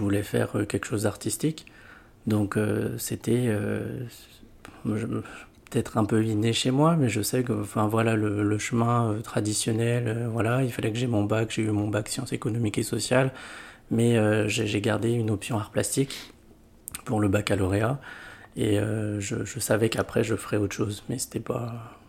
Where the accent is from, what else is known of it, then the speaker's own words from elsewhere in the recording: Lyon, Auvergne-Rhône-Alpes, France; j'ai grandi à Lyon